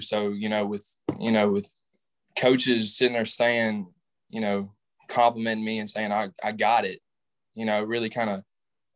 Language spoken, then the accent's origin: English; Southaven, Mississippi, United States; I'm from South Haven, Mississippi. Grew up in South Haven